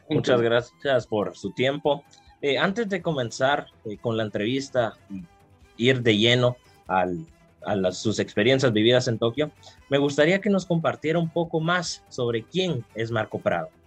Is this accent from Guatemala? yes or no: yes; Guatemala; muchas veces uno como guatemalteco, uno podría decir